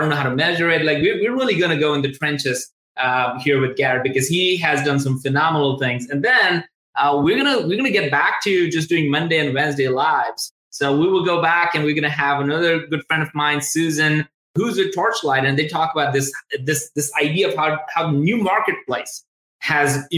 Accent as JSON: {"language": "English", "country": "India", "also_born_or_lived": "Tuscaloosa, Alabama", "moved": "as an adult", "said": "I'm originally from India"}